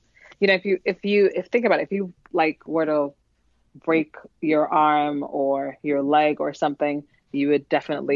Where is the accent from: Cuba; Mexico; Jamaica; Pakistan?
Jamaica; also born or lived in New York; now in New Jersey, United States; I'm originally from Jamaica, so a lot of my family is in Jamaica.